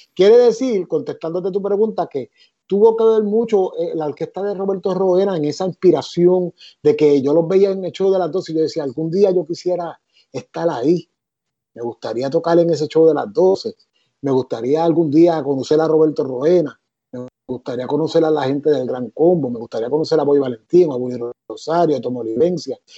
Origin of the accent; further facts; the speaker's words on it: Ponce, Puerto Rico; moved away as an adult; also born or lived in Boston; yo soy nacido y criado en Ponce